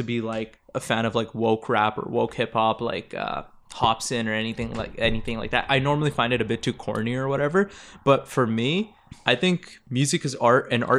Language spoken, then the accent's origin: English; Toronto, Ontario, Canada; Growing up in Toronto. Yeah, I'm sure you saw a lot of Gang Activity. We literally grew up together. We had the same childhood. We went to the same schools.